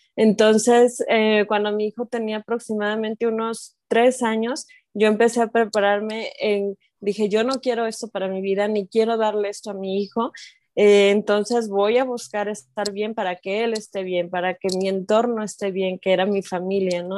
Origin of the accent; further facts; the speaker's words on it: Mexico; also born or lived in Guadalajara; soy de México, vivo en Guadalajara